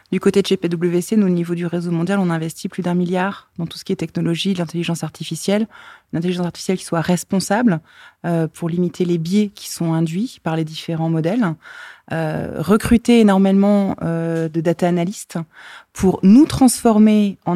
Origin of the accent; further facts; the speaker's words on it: France; Alors, moi-même, je viens de France, euh, j'habite entre Metz et Thionville.